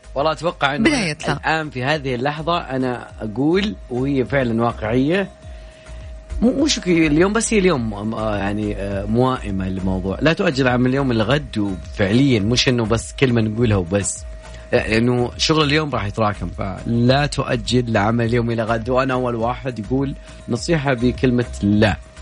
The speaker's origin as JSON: {"language": "Arabic", "town": "Jeddah", "region": "Makkah Province", "country": "Saudi Arabia", "said": "أنا من جدة"}